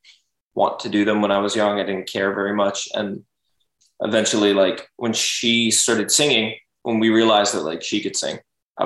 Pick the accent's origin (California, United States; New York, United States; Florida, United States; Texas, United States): Florida, United States; Boca Raton; we're from Boca